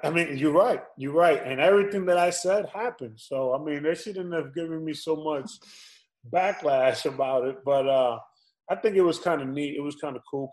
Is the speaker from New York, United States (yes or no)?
yes; New York, United States; I was born and raised in New York